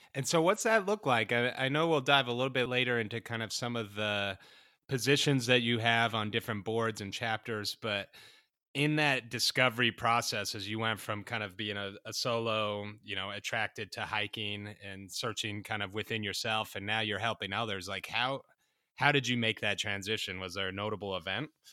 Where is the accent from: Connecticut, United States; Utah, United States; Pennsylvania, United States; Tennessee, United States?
Utah, United States; the one in my home state of the Wasatch Range